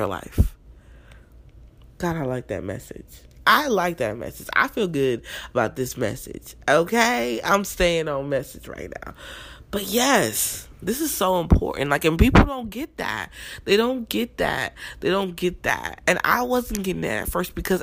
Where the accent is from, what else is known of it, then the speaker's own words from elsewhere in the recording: New Jersey, United States; also born or lived in Newark, New Jersey; Even though I was born in North Jersey, most of my life I was raised in South Jersey.